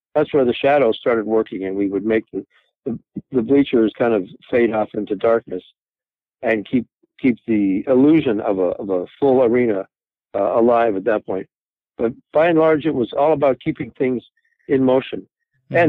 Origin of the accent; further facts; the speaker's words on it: Toronto, Ontario, Canada; moved away as an adult; now in Los Angeles, United States; I'm from Toronto. I'm from Canada